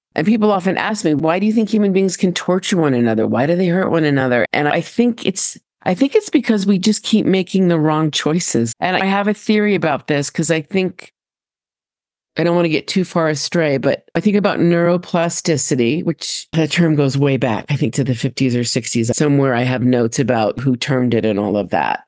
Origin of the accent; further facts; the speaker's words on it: Westport, Connecticut, United States; I was raised in Connecticut.